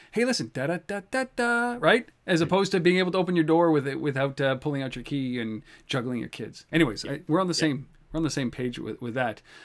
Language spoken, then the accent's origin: English; Canada; I'm Canadian